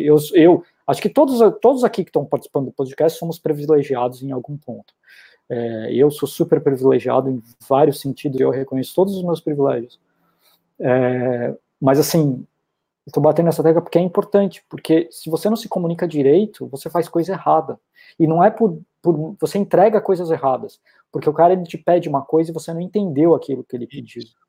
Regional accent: Brazil; moved away as an adult; eu sou brasileiro

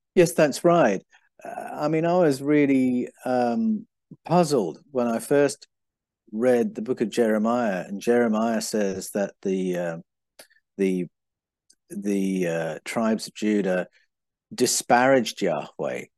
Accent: England, United Kingdom; moved away; also born or lived in Brazil; When I was growing up in England

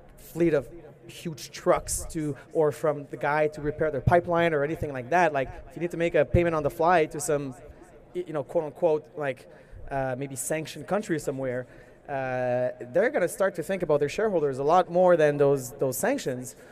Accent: Canada; I'm a Canadian citizen

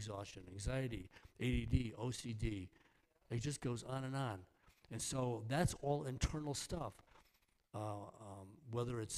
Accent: New York, United States; I'm from New York. Actually, I'm from New York

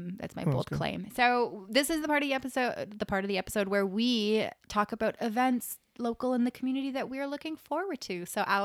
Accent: Waterloo, Ontario, Canada; I was like, oh, a Kitchener one, but I'm from Waterloo.

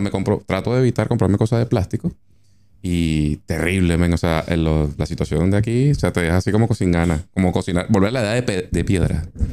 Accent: Caracas, Capital District, Venezuela; moved away as an adult; also born or lived in Maracaibo; now in Argentina; Yo soy maracucho de nacimiento, pero reencauchado caraqueño, porque me mudé a Caracas desde los cuatro años.

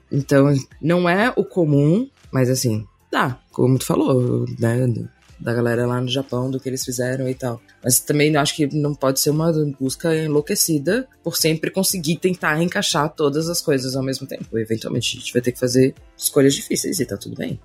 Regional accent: Santa Catarina, Brazil; como catarinense que somos

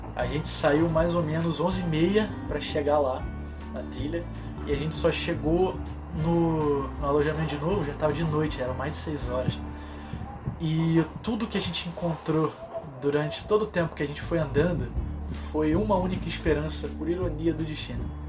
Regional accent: Rio de Janeiro, Brazil; eu sou aqui do Rio de Janeiro

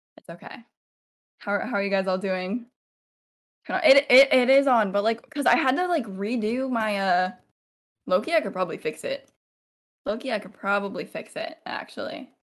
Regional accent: Central Valley, California, United States; also born or lived in Montana; I've grown up in, uh, Central Valley, California, my whole life

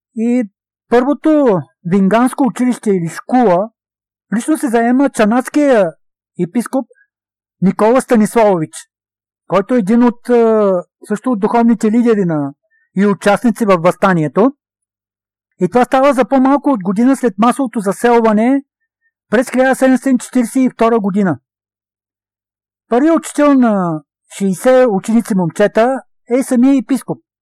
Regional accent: Bulgaria; Държа си на православните традиции, държа си на това, което е моята същност като българин, православен българин

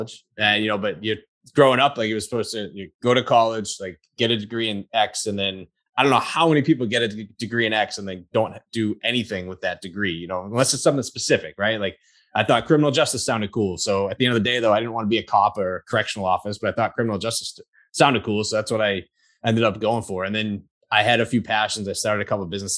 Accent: Massachusetts, United States; I grew up in Massachusetts

